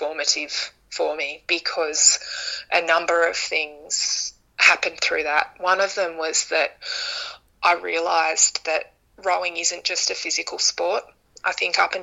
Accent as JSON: {"language": "English", "town": "Melbourne", "region": "Victoria", "country": "Australia", "also_born_or_lived": "Canberra", "said": "I moved home from Canberra. I moved back to Melbourne to finish off my uni"}